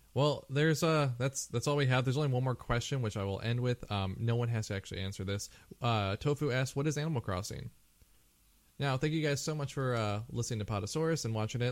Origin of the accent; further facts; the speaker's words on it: United States; also born or lived in Japan; as an American.